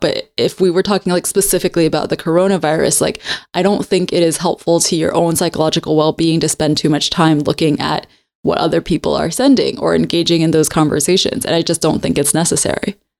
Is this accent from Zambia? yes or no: no; Hong Kong; Because I grew up in Hong Kong, but I grew up speaking English better than my Cantonese.